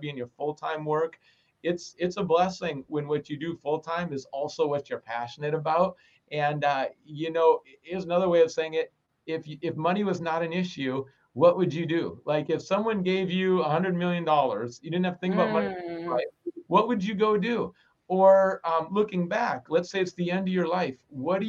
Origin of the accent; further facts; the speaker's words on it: Minnesota, United States; I grew up in Minnesota and it's so cold in the winter